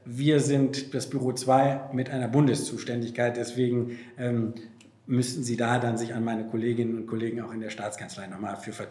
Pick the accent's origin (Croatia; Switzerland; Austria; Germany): Germany; North Rhine-Westphalia; Ja, nun, ich komme jetzt nicht aus Baden-Württemberg, sondern aus Nordrhein-Westfalen.